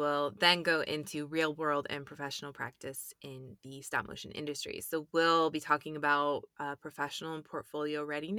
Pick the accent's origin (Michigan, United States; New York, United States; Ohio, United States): Michigan, United States; I'm originally from Michigan.